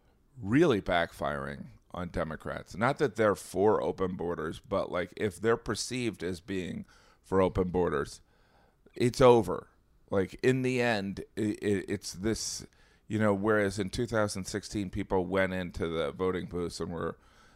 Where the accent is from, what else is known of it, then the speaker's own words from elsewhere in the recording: Indiana, United States; but I think that I'm from Indiana. Like, I think that if people where I'm from heard or believe the open borders thing, it's over.